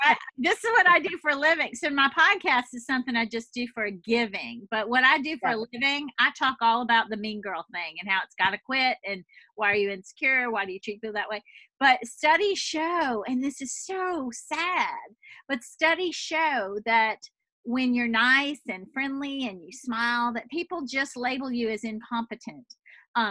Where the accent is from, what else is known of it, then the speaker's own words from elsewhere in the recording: New Orleans, Louisiana, United States; now in San Francisco, United States; I'm actually from New Orleans